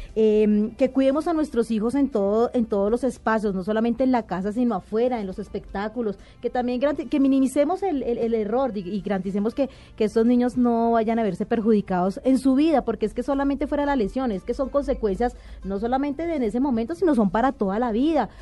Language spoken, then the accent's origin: Spanish; Bogotá, Colombia; yo soy de Bogotá